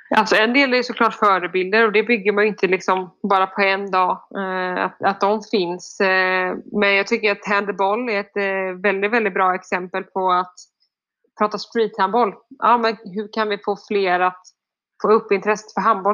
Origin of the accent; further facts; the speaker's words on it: Sweden; also born or lived in France; hemma i Sverige